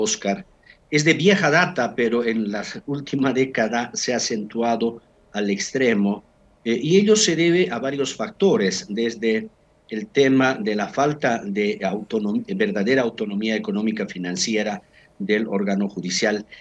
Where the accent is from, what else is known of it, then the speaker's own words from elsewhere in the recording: Bolivia; somos bolivianos